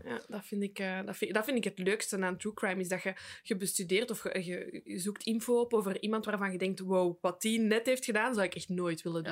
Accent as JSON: {"language": "Dutch", "country": "Belgium"}